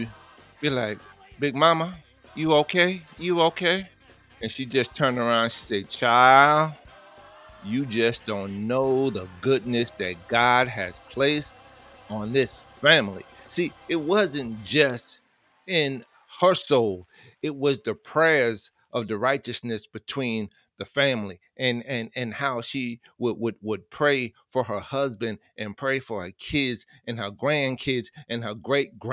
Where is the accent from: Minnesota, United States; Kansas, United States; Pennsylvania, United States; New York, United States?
New York, United States; New York City; I was born and raised in the Bronx